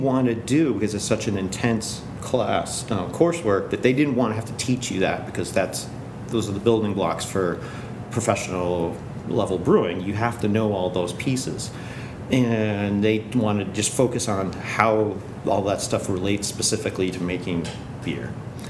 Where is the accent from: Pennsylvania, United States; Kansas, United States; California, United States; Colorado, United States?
Pennsylvania, United States; Bellefonte; born there; I'm from Pennsylvania, Bellefonte, Pennsylvania is where I was born. So Central State. It's a town not too far away from State College. That's where my family partially is from.